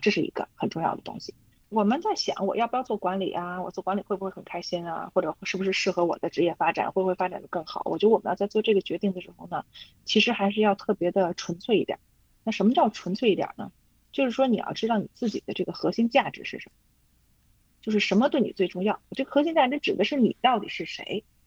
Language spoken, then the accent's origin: Chinese; Beijing, China; also born or lived in Inner Mongolia; 就是我从小呢是和我姥姥长大的，在内蒙，我在内蒙生的，然后我是指，差不多六岁多去的北京啊，后来一直在北京